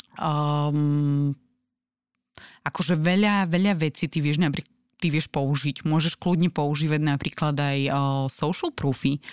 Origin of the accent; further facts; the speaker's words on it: Slovakia; Že sme ako Slováci príliš skromní.